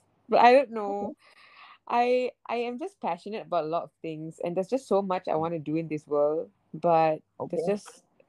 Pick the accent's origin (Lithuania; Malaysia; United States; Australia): Malaysia; first language English; being a Malaysian.